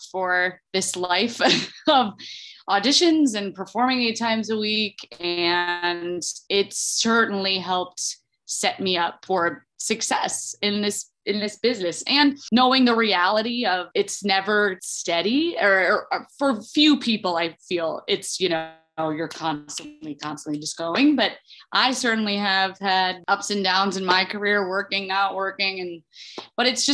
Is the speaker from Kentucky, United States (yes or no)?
no; Toledo, Ohio, United States; I'm from Toledo, Ohio originally, and I started going to these Saturday morning classes at the Toledo Rep Theater